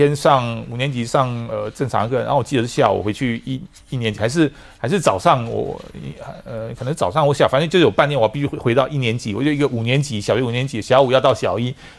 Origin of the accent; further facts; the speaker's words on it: Taiwan; first language Taiwanese Hokkien; also born or lived in France; 哎，对比中文，但是我我想想想在跟我讲台语啊，我是先讲台语哈，然后再讲法文。